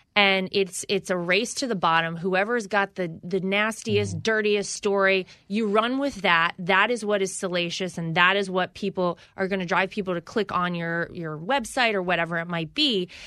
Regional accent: Wilmington, North Carolina, United States; moved away; I come from North Carolina. I grew up in a middle class household.

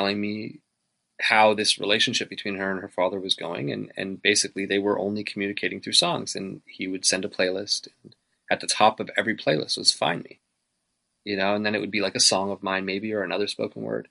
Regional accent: Canada; I'm so Canadian

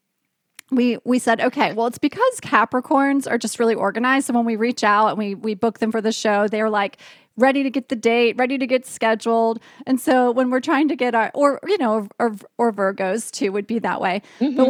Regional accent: Charlotte, North Carolina, United States; I grew up in North Carolina

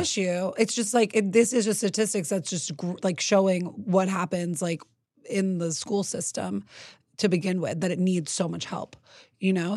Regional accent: New York City, New York, United States; I grew up in New York City

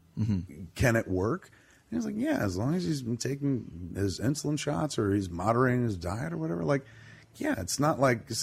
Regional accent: New Jersey, United States; I'm an American kid and I grew up like right near New York and being in New Jersey

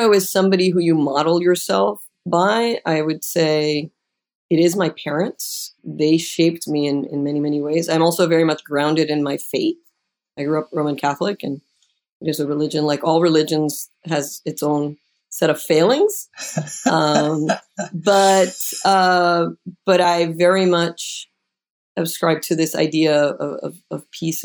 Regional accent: Puerto Rico; moved away; I'm originally from Puerto Rico

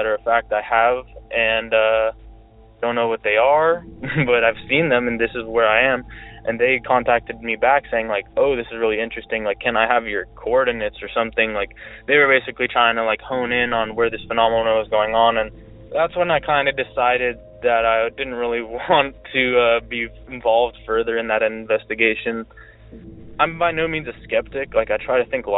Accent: Alameda County, California, United States; I'm originally from Alameda County, California

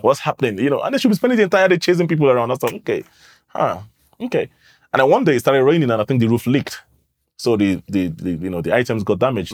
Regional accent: London, United Kingdom; moved away as an adult; now in Nigeria; I grew up in London. I moved to Nigeria in twenty fifteen

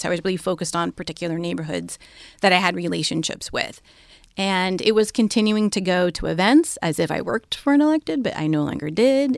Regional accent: Bay Area, California, United States; they moved out to California, the Bay Area. They quickly dropped that whole hippie thing and had, um, a bunch of kids and stuff. But they raised my siblings

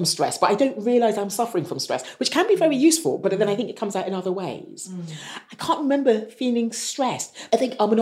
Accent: United Kingdom; growing up, I didn't feel I belonged anywhere. I think I'm quite British in the way I've been brought up

